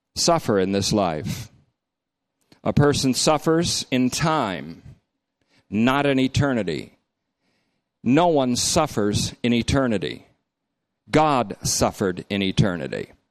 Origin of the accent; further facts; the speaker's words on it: Vermont, United States; when I was growing up in Vermont